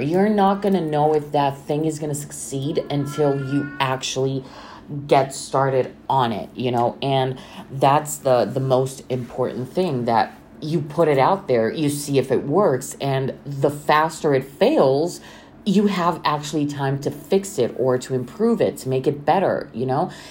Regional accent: Bucharest, Romania; I'm from Romania, Bucharest

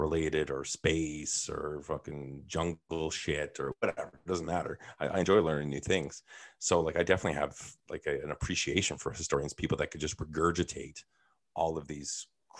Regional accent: Thunder Bay, Ontario, Canada; I was born in Thunder Bay.

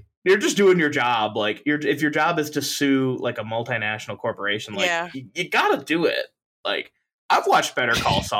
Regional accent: United States; Come on, I'm American.

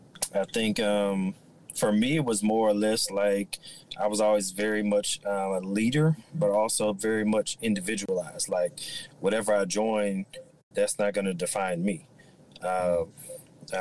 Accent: New York City, New York, United States; now in Houston, United States; I'm originally from Brooklyn, New York, but my family worked for the airlines. They got restationed out here in Houston.

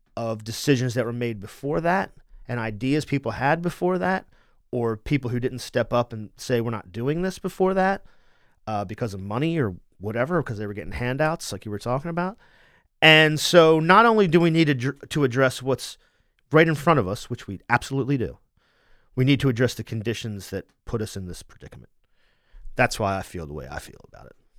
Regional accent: Wilmington, Delaware, United States; my family's from Philadelphia, I'm from Wilmington

